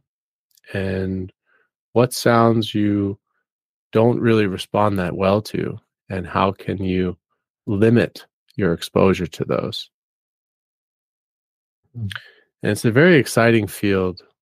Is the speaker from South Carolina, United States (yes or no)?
no; New York City, New York, United States; moved away as an adult; I grew up in New York City and spent about 27 years living in more of an urban area